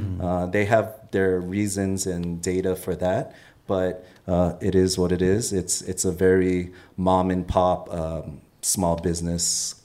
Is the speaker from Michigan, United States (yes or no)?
no; Los Angeles, California, United States; As a Korean American, of course, I grew up in Koreatown.